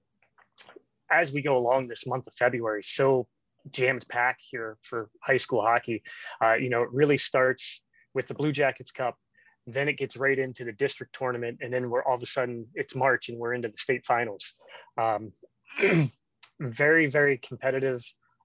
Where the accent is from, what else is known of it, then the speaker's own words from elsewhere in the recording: Wheeling, West Virginia, United States; now in Columbus, United States; where I grew up down in the Wheeling